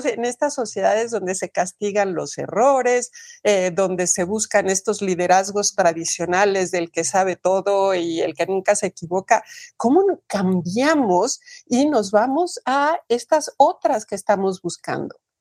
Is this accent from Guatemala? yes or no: no; Mexico; en mi país, en México